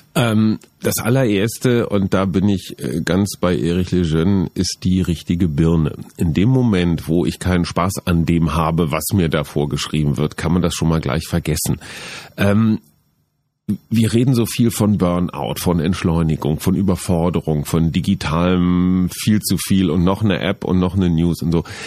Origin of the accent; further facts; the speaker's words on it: Münster, North Rhine-Westphalia, Germany; Ich komme aus Münster, Radfahrerstadt.